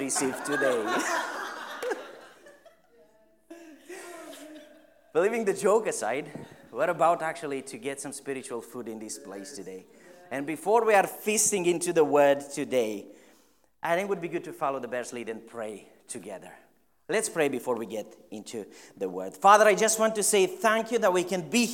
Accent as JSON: {"language": "English", "country": "Romania", "moved": "yes", "lives_now": "Stirling, United Kingdom", "said": "I am originally from Romania."}